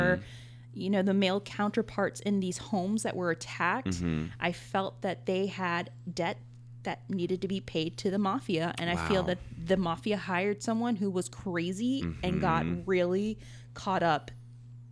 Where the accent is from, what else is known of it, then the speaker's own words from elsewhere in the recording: New Orleans, Louisiana, United States; moved away; I was from New Orleans